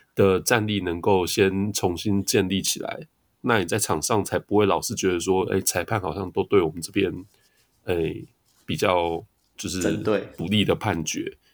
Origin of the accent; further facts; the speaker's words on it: Tainan, Taiwan; 我是台南人呢，其实不是雄青